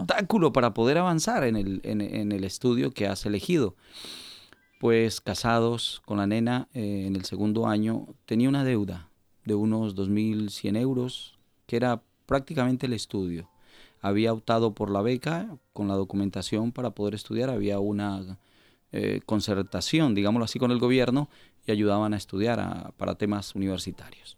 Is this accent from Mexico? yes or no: no; Colombia; moved away as an adult; also born or lived in Valencia, Spain; now in Spain; nací en el país de Colombia, eh, mis padres también natales de Colombia. Eh, ingresé aquí a España en el año 2000.